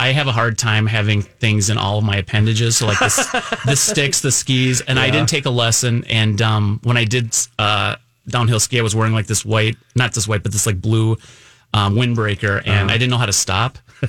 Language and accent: English; Minneapolis, Minnesota, United States; So I was born and raised in Northeast Minneapolis.